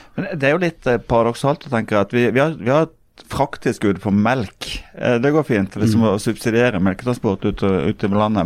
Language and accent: Norwegian; Sørlandet, Southern Norway, Norway; som du mm. hører, vi er jo fra Sørlandet